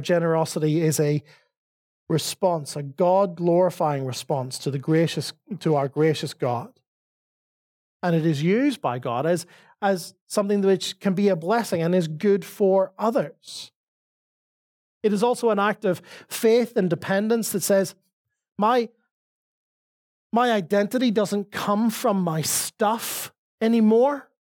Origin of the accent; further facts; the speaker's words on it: Northern Ireland, United Kingdom; accent: Northern Irish; now in Dublin, Ireland; my Northern Irish accent